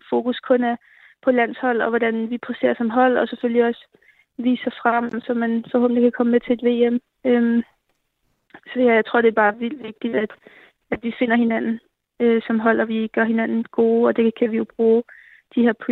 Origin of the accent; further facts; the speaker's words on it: Capital Region of Denmark, Denmark; sådan noget helt andet, end da jeg spillede hjemme i Nordsjælland.